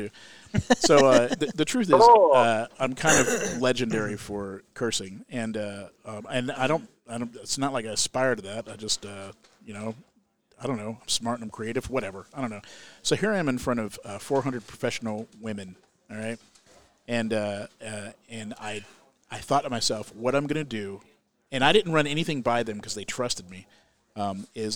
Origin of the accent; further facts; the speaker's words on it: Central Florida, United States; moved away; also born or lived in Alabama; I grew up in Central Florida